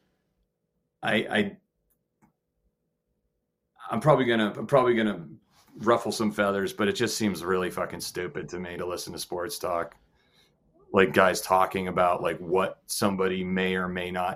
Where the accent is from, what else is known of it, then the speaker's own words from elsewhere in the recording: New England, United States; moved away; also born or lived in Maine / Whitesboro / Buffalo; I grew up, I'm from New England, you know, I was born in Maine.